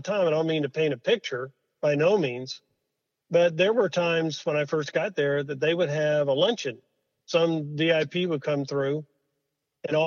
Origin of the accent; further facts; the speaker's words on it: United States; as an American